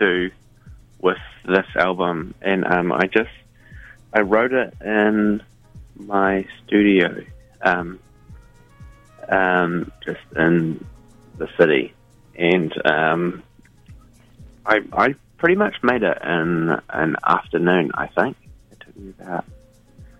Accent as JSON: {"language": "English", "town": "Christchurch", "region": "Canterbury", "country": "New Zealand", "moved": "yes", "lives_now": "Auckland, New Zealand", "said": "I'm initially from Christchurch."}